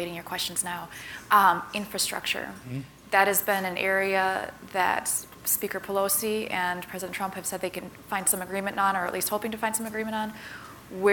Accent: Midwest, United States; The senator and I am also from the Midwest.

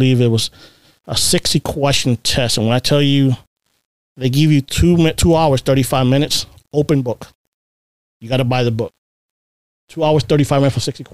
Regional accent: Boston, Massachusetts, United States; also born or lived in Puerto Rico / Baltimore, Maryland; now in Maryland, United States; Growing up in Boston

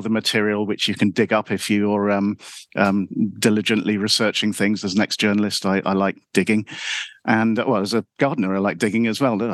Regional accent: London, United Kingdom; accent: London; I'm from Wimbledon. I'm a Wimbledon boy

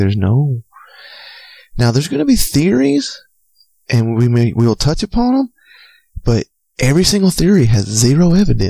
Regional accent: Georgia, United States; Because I was raised in Georgia.

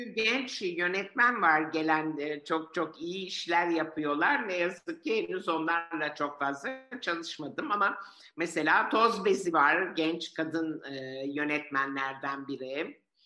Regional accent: Istanbul, Turkey; also born or lived in Florence, Italy; Biz bu yüzden Cihangir'e taşındık

